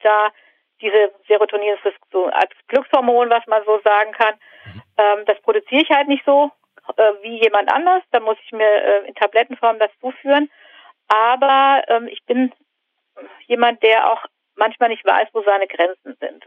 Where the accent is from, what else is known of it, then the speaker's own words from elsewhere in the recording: the North, Northern Germany, Germany; ich komme aus dem Norden